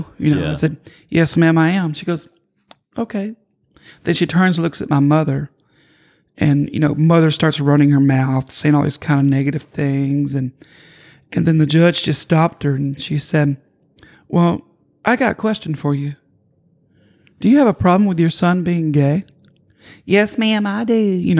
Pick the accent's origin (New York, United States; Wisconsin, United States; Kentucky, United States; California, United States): Kentucky, United States; moved away; I grew up in Kentucky.